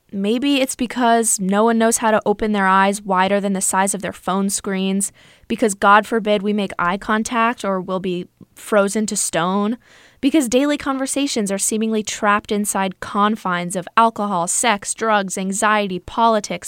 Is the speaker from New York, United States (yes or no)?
yes; New York City, New York, United States; I'm from New York City.